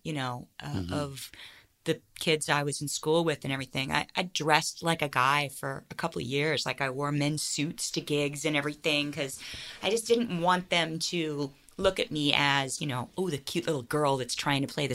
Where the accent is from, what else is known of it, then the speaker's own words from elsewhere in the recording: St. Petersburg, Florida, United States; moved away as an adult; also born or lived in Boston / Los Angeles; now in Northern California, United States; I'm born and raised in St. Petersburg, Florida